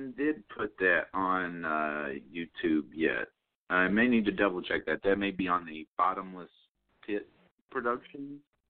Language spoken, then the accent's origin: English; Lake City, Tennessee, United States; I grew up in Lake City, not too far down the road from you, Steve.